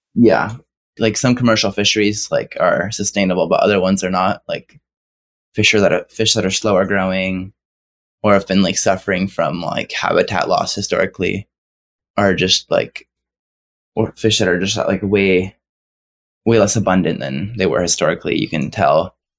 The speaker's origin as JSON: {"language": "English", "town": "Santa Cruz", "region": "California", "country": "United States", "said": "I'm sixteen and I'm from Santa Cruz, California."}